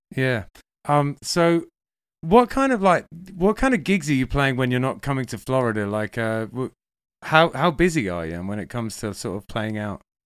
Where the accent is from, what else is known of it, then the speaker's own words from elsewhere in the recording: England, United Kingdom; moved away; also born or lived in Manchester; I'm English